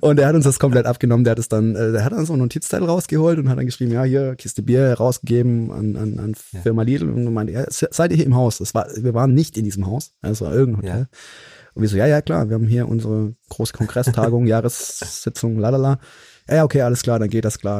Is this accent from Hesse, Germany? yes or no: no; Mannheim, Baden-Württemberg, Germany; hier in meiner Heimatstadt in Mannheim